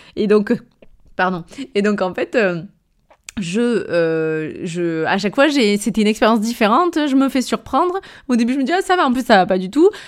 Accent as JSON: {"language": "French", "town": "Avignon", "region": "Provence-Alpes-Côte d'Azur", "country": "France", "accent": "Avignon", "said": "mon accent anglais en plus avignonné"}